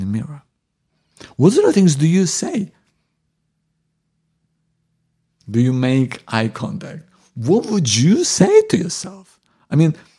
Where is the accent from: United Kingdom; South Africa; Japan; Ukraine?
Ukraine; moved away; I'm originally from Ukraine